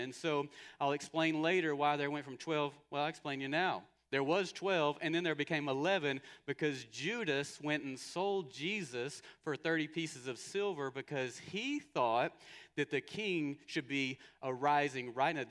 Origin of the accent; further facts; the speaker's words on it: United States; American Christians